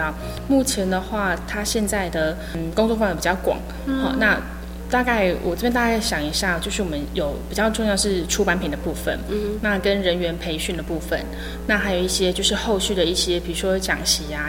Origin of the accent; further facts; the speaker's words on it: Hualien County, Taiwan; 我从小在花莲长大，是原属花莲的北埔教会。